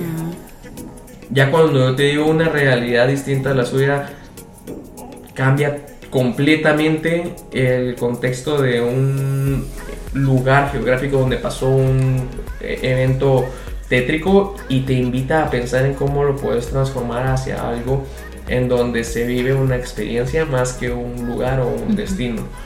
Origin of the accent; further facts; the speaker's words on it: Guatemala; como guatemalteco